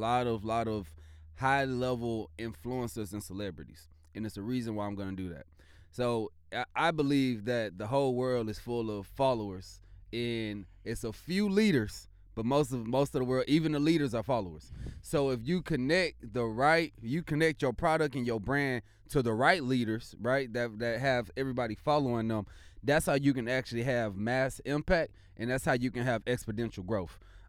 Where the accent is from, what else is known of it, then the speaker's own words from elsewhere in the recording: Missouri, United States; from the Mo.